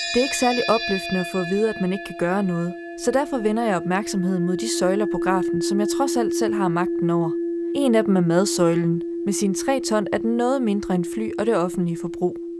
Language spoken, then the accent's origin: Danish; Denmark